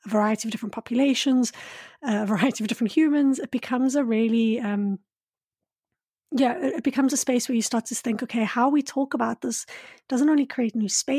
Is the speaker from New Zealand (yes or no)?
no; Johannesburg, Gauteng, South Africa; And I grew up in Johannesburg, and we'd often call it, I think at one point it was called the largest man-made forest, because we have so many.